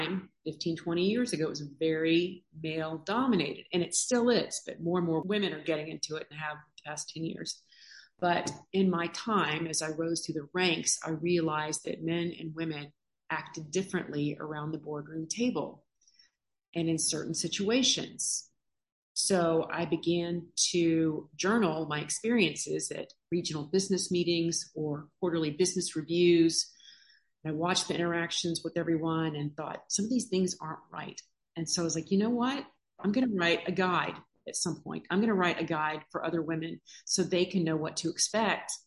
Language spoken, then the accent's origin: English; Baton Rouge, Louisiana, United States; I'm originally from Baton Rouge, Louisiana, grew up on LSU football